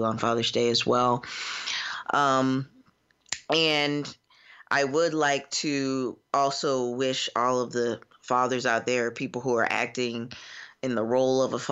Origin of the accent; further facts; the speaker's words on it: Florida, United States; now in Cincinnati, United States; I am from Florida and currently practicing in Cincinnati, Ohio